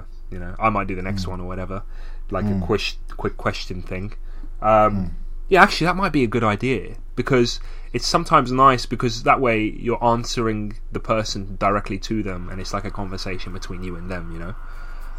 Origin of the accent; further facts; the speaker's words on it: England, United Kingdom; I was born here, I was raised here